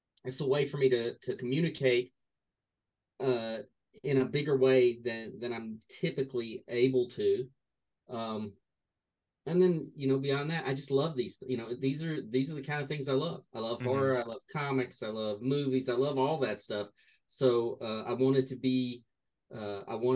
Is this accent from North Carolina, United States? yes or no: yes; North Carolina, United States; also born or lived in Newton Grove, North Carolina; I lived in many towns in North Carolina, but Newton Grove was when I was very young